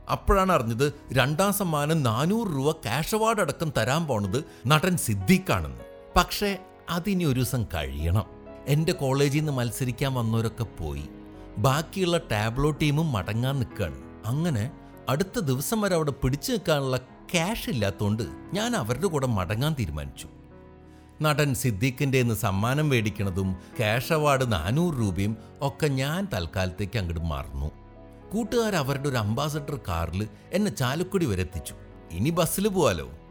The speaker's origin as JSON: {"language": "Malayalam", "area": "Thrissur area", "region": "Kerala", "country": "India", "tie": "born or raised there", "said": "തൃശ്ശൂരും പരിസരത്തും വരുന്ന എല്ലാ പരിപാടിയും കാണാൻ അന്നൊക്കെ ഞാനുണ്ടാവും"}